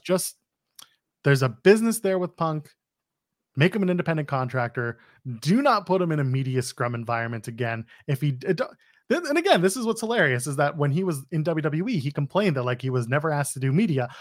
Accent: Canada; we're Canadian

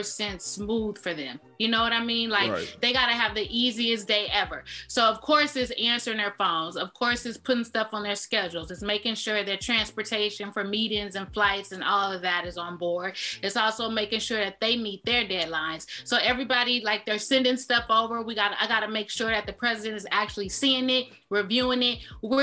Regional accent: Inglewood, California, United States; I'm from the West Coast. I'm from California.

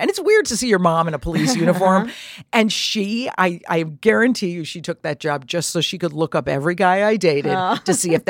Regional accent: Trumbull, Connecticut, United States; I grew up in Trumbull, Connecticut. My mother's still in our same house.

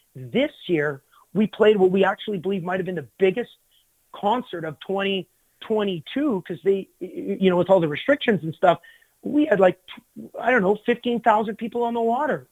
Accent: Glendon, Alberta, Canada; in my hometown

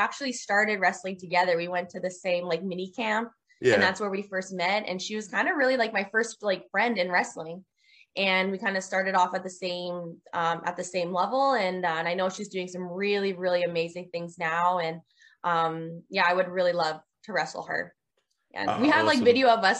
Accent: Canada; moved away as an adult; I'm from Canada.

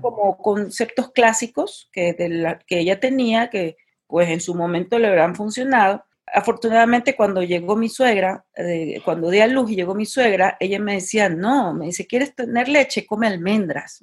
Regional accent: Guayaquil, Guayas, Ecuador; moved away as an adult; also born or lived in Barcelona, Spain; now in Mexico; yo soy de Guayaquil, Ecuador, soy ecuatoriana, vivo en México desde hace cinco años.

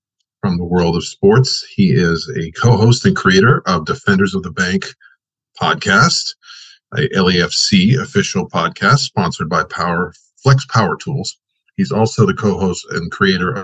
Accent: Long Island, New York, United States; now in Southern California, United States; I was raised in Long Island

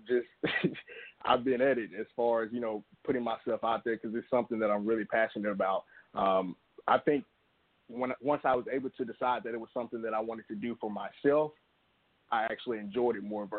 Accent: Alabama, United States; I'm from Alabama, small town in Alabama

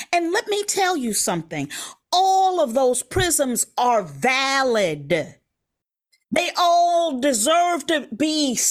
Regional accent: Chicago, Illinois, United States; accent: Chicago; moved away; It's my old Chicago accent.

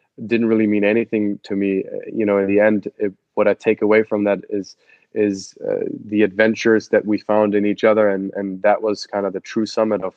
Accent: Cologne, North Rhine-Westphalia, Germany; English is a second language; moved away; I'm from Cologne, Germany, grew up on like 80 feet above sea level on a farm there 20 minutes outside of Cologne

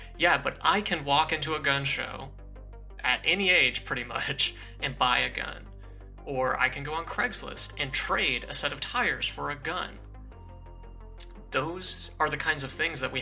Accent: Colorado, United States; I'm from Colorado. School shootings are a really big deal there because of Columbine. You know, ever since I was very young, we had to do active shooter drills

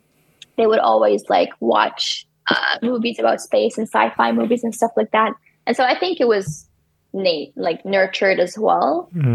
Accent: Iraq; English is a second language; moved away as an adult; I came all the way from Iraq and like I left my family and now my family is missing me, I'm missing them.

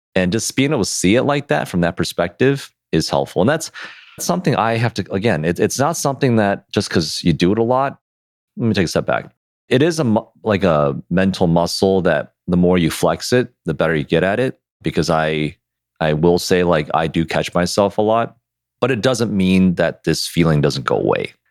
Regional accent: Detroit, Michigan, United States; we're from Detroit

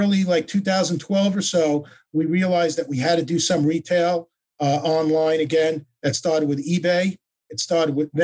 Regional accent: Oceanside, New York, United States; moved away as an adult; now in Coconut Creek, United States; originally from Oceanside, New York

